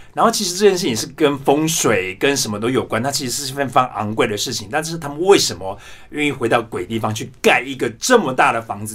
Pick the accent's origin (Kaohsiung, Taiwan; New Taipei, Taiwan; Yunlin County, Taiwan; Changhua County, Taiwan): Changhua County, Taiwan; Yongjing; moved away as an adult; also born or lived in Taipei, Taiwan; now in Germany; 我本身，呃，的确是来自彰化县永靖乡，然后我是家里排行第九，我七个姐姐跟一个哥哥那样